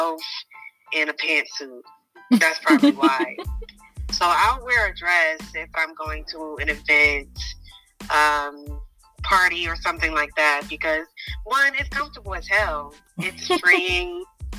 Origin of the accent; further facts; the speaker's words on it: Indianapolis, Indiana, United States; I'm 23 from Indianapolis, Indiana.